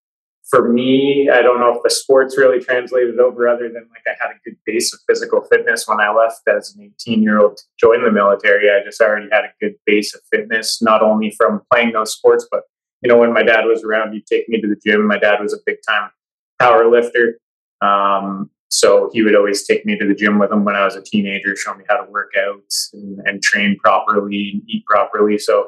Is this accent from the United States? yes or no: no; Toronto, Ontario, Canada; born there; also born or lived in Petawawa / Calgary; I was born in Ontario, in Toronto, because my dad was in the Airborne Regiment with 2 Commando in Petawawa. So I was born out in Ontario there, and we lived in Petawawa for 4 years, and then we moved out to Calgary